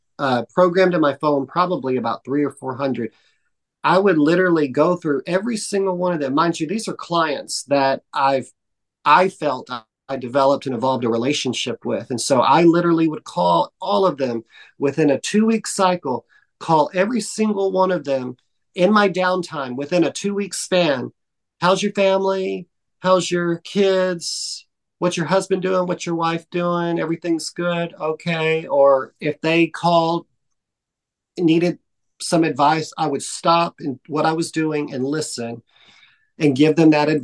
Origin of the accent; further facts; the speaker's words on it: Dallas, Texas, United States; moved away; also born or lived in New York; I'm from Dallas